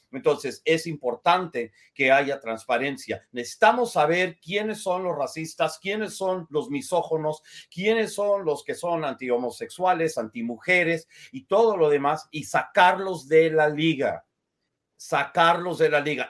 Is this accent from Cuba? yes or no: no; United States; yo tengo apariencia blanca, soy estadounidense, pero soy judío